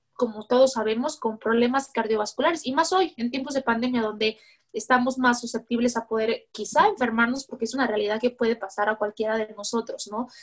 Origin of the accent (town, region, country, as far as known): Mexico